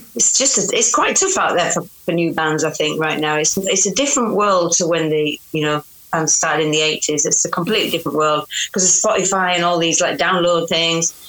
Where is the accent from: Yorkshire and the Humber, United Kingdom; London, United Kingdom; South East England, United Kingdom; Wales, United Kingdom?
Yorkshire and the Humber, United Kingdom; accent: Yorkshire; my accent because I'm from Yorkshire